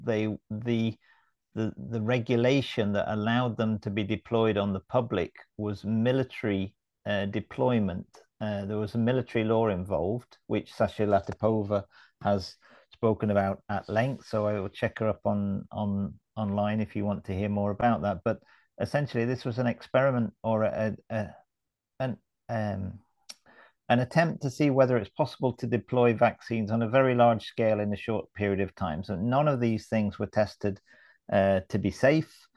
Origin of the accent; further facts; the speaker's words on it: United Kingdom; now in Sweden; as a Brit